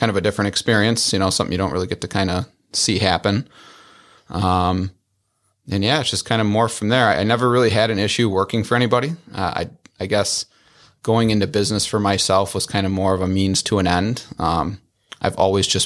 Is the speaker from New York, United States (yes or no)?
yes; Wadsworth, New York, United States; I grew up in Wadsworth, which is in the town of York